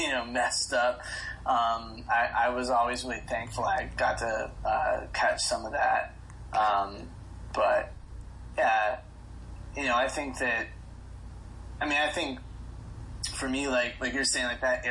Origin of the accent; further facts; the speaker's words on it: Florida, United States; I grew up in Florida, so death metal kind of reigned supreme.